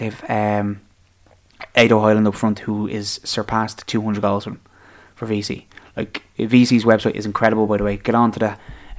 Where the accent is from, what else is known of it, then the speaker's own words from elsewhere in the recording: Dublin, Leinster, Ireland; Liberties. That's my hometown, up the Libos.